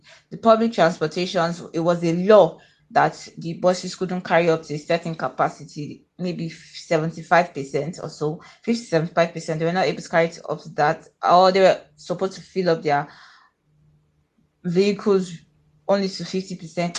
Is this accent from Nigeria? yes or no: yes; Akwa Ibom, Nigeria; I'm from Akwa Ibom State in Nigeria